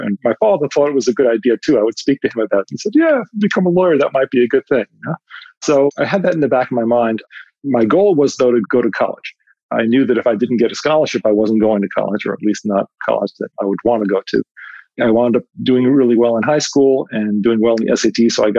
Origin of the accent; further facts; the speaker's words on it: New York City, New York, United States; I grew up in Queens, New York, and my grandparents were immigrants from Italy, and my parents were first generation.